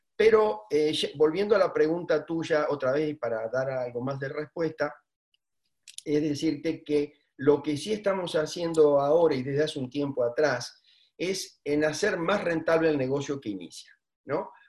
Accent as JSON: {"language": "Spanish", "country": "Argentina", "said": "los argentinos somos los argentinos."}